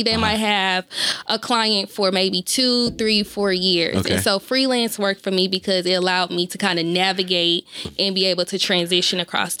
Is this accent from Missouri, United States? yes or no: yes; St. Louis, Missouri, United States; moved away as an adult; now in Los Angeles, United States; I'm from the Lou.